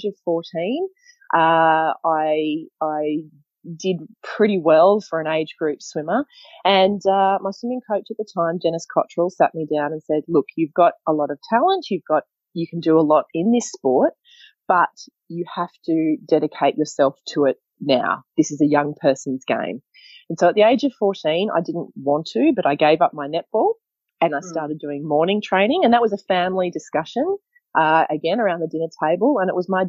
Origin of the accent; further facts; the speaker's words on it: Queensland, Australia; I grew up in Queensland, surrounded by water.